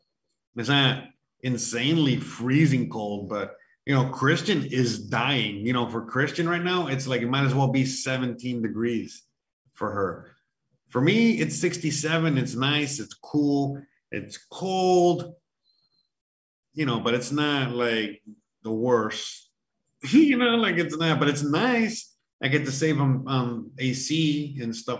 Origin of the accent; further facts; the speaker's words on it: Miami, Florida, United States; I was born and raised in Miami